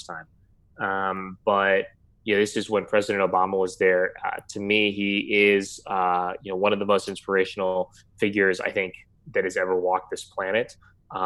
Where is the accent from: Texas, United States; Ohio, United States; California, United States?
Texas, United States; Houston; also born or lived in San Francisco; I was born in San Francisco, but moved to Houston when I was about like a year old. So functionally, I have lived in Houston my whole life